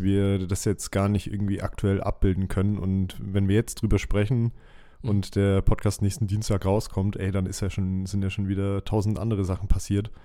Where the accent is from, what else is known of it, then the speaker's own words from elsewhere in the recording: Southern Germany, Germany; bei uns in Süddeutschland